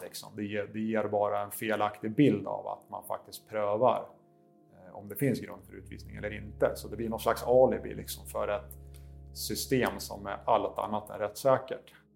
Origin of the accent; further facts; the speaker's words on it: Sweden; som advokat och som svensk